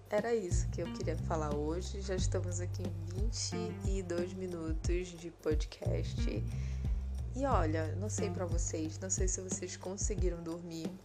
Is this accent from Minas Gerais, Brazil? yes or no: no; Belém, Pará, Brazil; born there; E lá é, a proximidade deles com o Nordeste é, é maior do que aonde eu moro agora e onde eu nasci, que foi em Belém.